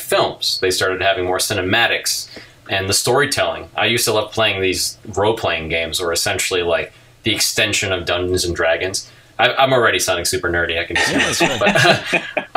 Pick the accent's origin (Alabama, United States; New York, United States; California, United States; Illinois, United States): Illinois, United States; Chicago; I grew up in Chicago